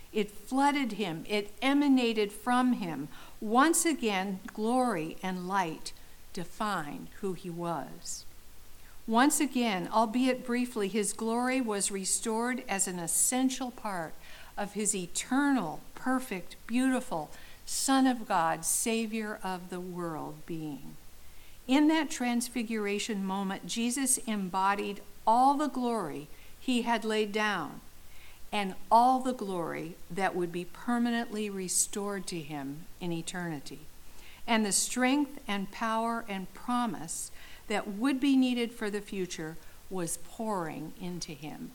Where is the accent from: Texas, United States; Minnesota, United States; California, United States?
California, United States; Southern; I grew up in Southern California